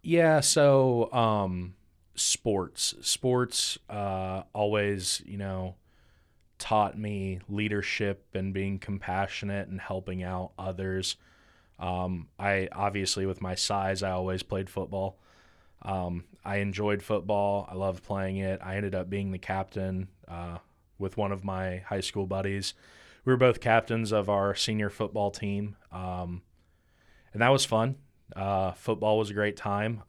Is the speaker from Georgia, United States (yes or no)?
no; Chillicothe, Ohio, United States; I grew up in Chillicothe, or Pillicothe, for, for those that know where that's